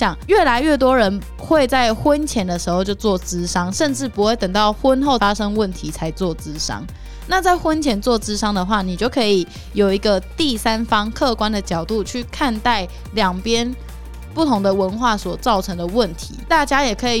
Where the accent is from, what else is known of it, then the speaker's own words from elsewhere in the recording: Taiwan; 像我们都是台湾人，我们来自不同的家庭